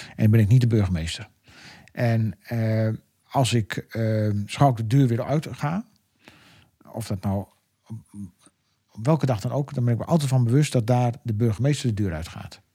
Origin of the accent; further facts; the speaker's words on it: Emmen, Drenthe, Netherlands; moved away as an adult; now in Westland, Netherlands; ik ben natuurlijk geboren en getogen in Emmenaar